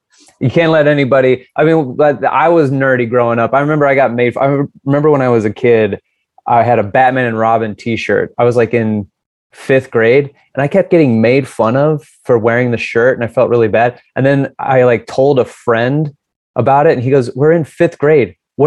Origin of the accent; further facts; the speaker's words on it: Seattle, Washington, United States; also born or lived in Puyallup, Washington; Puyallup, Washington. So I'm from Seattle